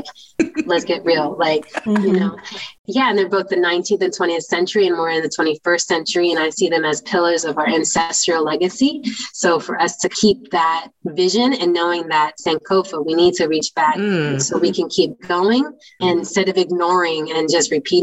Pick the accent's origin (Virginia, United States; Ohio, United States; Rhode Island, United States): Virginia, United States; moved away; I grew up in Virginia